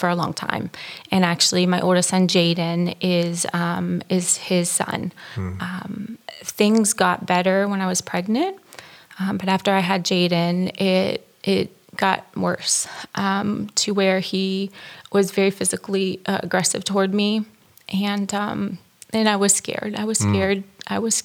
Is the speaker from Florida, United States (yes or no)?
yes; Panama City, Florida, United States; also born or lived in Alabama; I grew up in Panama City, Florida.